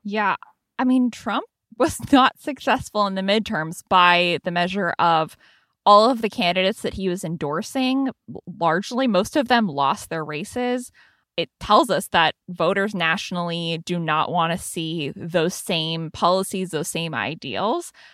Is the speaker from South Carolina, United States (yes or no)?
no; San Francisco Bay Area, California, United States; now in Washington, D.C., United States; to be working for my hometown paper